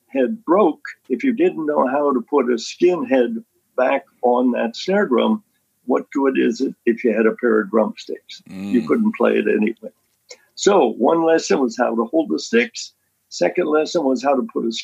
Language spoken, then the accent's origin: English; Lewisburg, Pennsylvania, United States; my hometown in Lewisburg